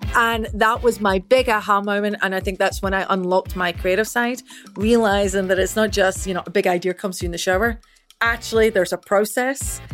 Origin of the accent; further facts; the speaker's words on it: Scotland, United Kingdom; accent: Scottish; moved away; as you can probably tell with this accent, I'm Scottish. So, I originally grew up and was raised in Scotland.